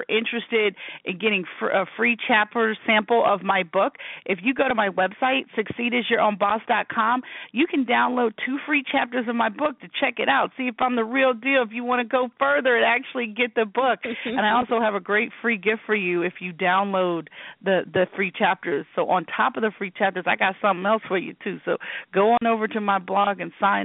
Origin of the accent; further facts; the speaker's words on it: Huntsville, Alabama, United States; moved away; I'm from that area. I was born in Huntsville, Alabama